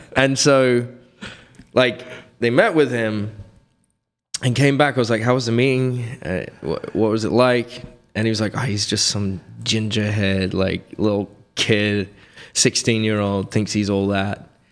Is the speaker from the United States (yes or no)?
no; Reading, South East England, United Kingdom; moved away; I grew up in near London in a little quaint village